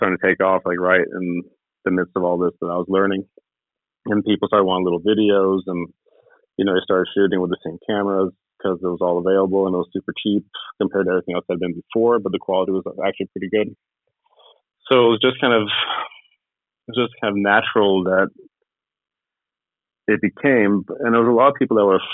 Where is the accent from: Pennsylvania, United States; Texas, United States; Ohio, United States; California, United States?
California, United States; Ojai; also born or lived in Los Angeles, United States / Sweden; I was born in Los Angeles, and I grew up in California for the most part